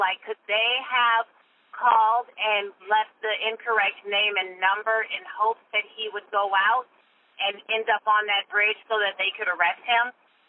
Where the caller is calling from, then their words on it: Canton, Georgia, United States; I'm calling from Canton, Georgia.